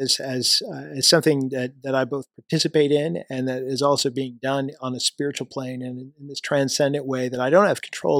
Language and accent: English; Missouri, United States; moved away as an adult; My home state is Missouri, so I was in the Missouri National Guard